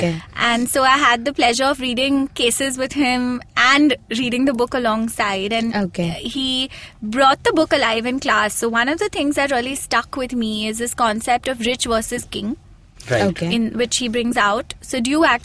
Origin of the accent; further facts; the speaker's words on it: India; growing up in India, we have a lot of business people